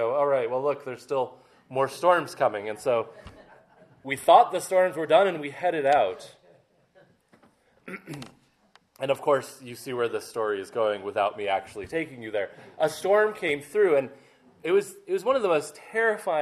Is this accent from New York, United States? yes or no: no; Maine, United States; I grew up in Maine along the coast